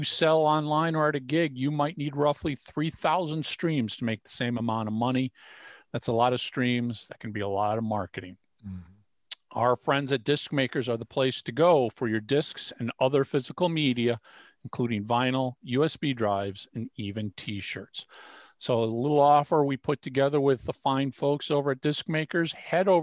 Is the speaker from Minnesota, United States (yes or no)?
yes; Minnesota, United States; And I was born and raised in Minnesota.